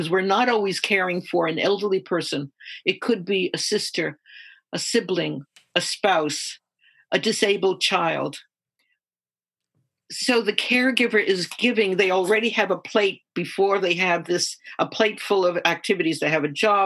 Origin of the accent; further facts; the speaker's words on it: New York City, New York, United States; I was born in Harlem, New York City, and we lived in a one of these six-story buildings